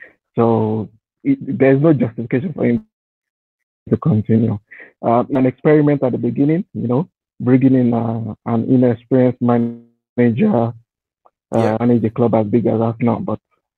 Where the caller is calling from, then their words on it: Qatar; I'm joining from Qatar.